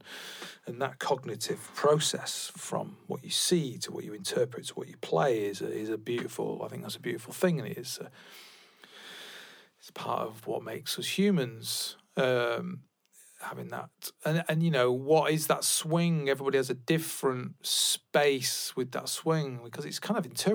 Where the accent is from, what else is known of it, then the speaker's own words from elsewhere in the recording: England, United Kingdom; I'm an English person